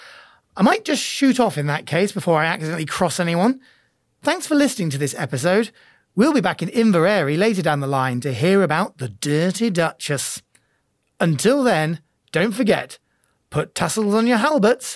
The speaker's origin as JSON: {"language": "English", "region": "England", "country": "United Kingdom", "said": "I'm an Englishman"}